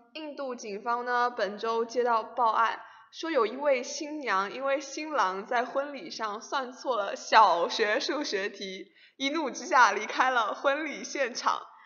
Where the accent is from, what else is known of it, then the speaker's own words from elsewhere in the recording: Fujian, China; moved away; 我们福建那里已经开始穿短袖了